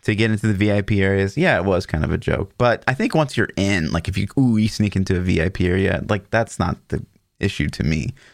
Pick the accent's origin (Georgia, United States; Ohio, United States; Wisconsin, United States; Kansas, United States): Kansas, United States; I grew up in Kansas until very recently, I, I moved just across the border, like, but I'm, like, ten minutes from Kansas still.